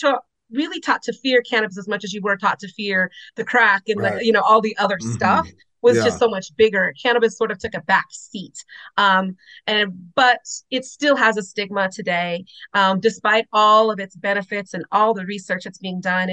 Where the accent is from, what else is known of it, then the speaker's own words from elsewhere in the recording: Los Angeles, California, United States; I was born in Los Angeles, you know, a tougher area